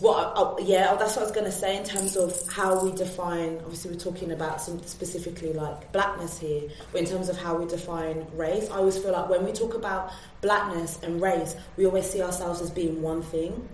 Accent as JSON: {"language": "English", "town": "Birmingham", "region": "West Midlands", "country": "United Kingdom", "also_born_or_lived": "London", "moved": "as an adult", "said": "I'm from Birmingham. Um, went to Central"}